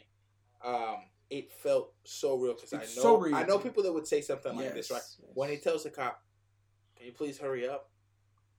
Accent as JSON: {"language": "English", "region": "New York", "country": "United States", "tie": "born or raised there", "said": "we were raised in New York"}